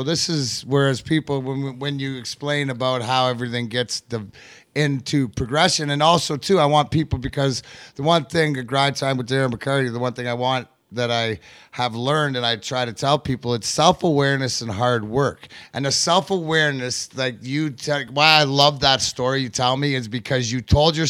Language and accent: English; Canada; I grew up in Canada. I was born in 72.